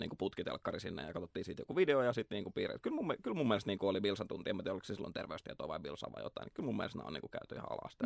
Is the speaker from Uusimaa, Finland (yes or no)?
yes; Nurmijärvi, Uusimaa, Finland; Mä oon Nurmijärveltä, Klaukkalasta, Landelta